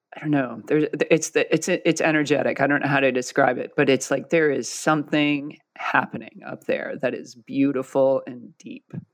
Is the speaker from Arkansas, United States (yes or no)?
no; Westchester, New York, United States; I grew up in Westchester